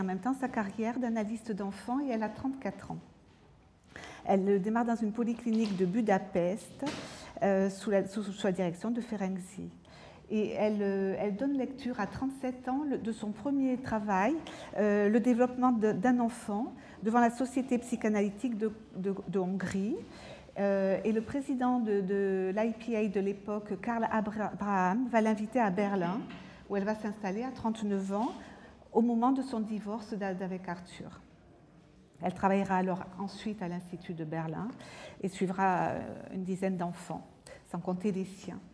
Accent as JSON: {"language": "French", "country": "France", "said": "je suis française"}